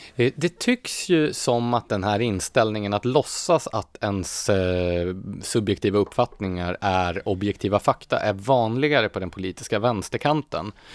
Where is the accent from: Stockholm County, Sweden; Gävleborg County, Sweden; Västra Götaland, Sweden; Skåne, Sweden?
Gävleborg County, Sweden; Gävle; moved away; Jag är ju uppvuxen i Gävle